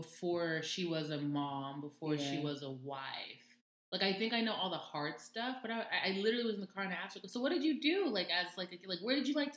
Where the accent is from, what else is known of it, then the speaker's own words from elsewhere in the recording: the South, United States; we're all from the South